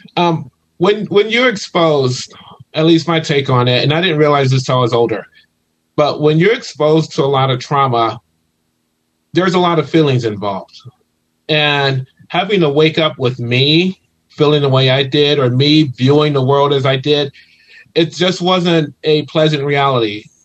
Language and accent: English; Ohio, United States; moved away as an adult; now in California, United States; originally I'm from Ohio